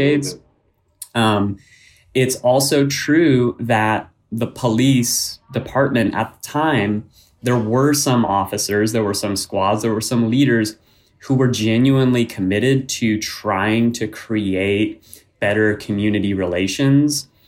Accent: Sonoma County, North Bay, California, United States; I grew up in the North Bay in Sonoma County

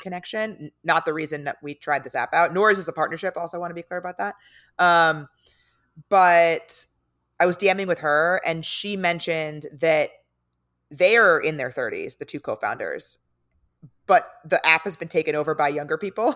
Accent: San Diego, California, United States; now in Los Angeles, United States; I'm from San Diego

